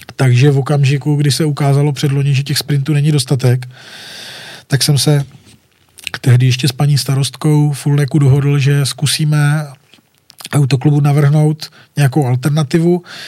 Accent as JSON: {"language": "Czech", "area": "Wallachia", "region": "Zlín Region", "country": "Czechia", "tie": "born or raised there", "said": "já jsem malý kluk z Valeska"}